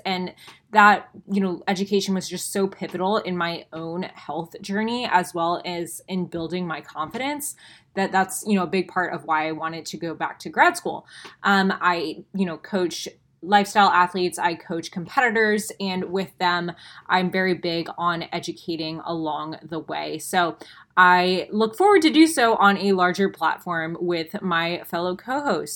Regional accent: Tampa, Florida, United States; I am from Tampa, Florida

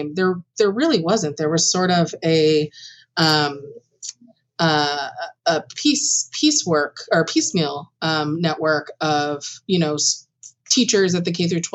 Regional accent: Long Branch, New Jersey, United States; I come from Long Branch, New Jersey originally

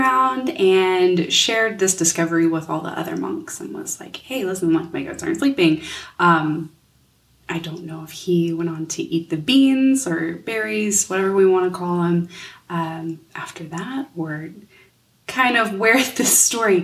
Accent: United States; as an American

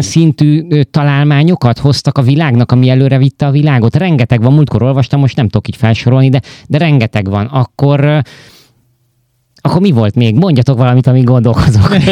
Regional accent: Hungary; moved away; én egy olyan népnek vagyok a tagja

